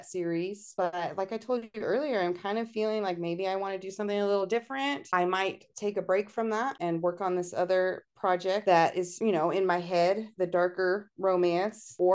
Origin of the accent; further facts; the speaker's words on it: Georgia, United States; also born or lived in Southern California; now in Idaho, United States; I grew up in Georgia, not far from Florida